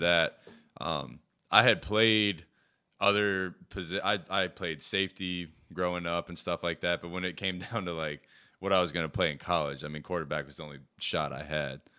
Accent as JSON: {"language": "English", "town": "Charlotte", "region": "North Carolina", "country": "United States", "tie": "born or raised there", "also_born_or_lived": "Davidson, North Carolina", "said": "I was born in Charlotte"}